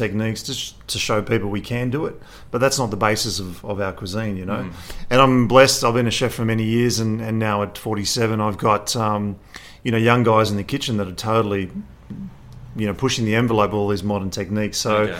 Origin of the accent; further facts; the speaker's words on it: Sydney, New South Wales, Australia; I grew up in Sydney with, have European parents